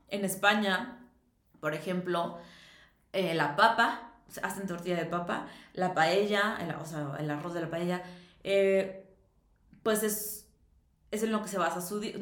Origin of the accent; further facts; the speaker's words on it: Mexico; que soy mexicana